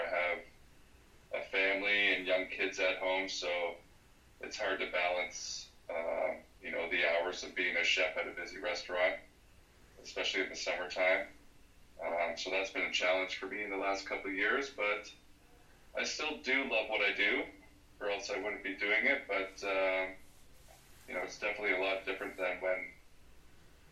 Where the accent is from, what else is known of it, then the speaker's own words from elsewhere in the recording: Fergus, Ontario, Canada; I grew up in Fergus, Ontario